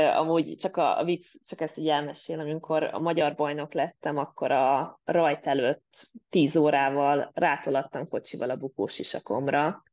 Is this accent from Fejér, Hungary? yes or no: yes; Mór, Fejér, Hungary; moved away as an adult; now in Denmark; a szülővárosomban én Móról származom